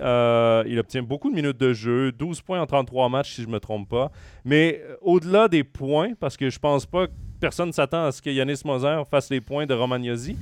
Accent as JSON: {"language": "French", "town": "Trois-Rivières", "region": "Quebec", "country": "Canada", "said": "je viens de Trois-Rivières"}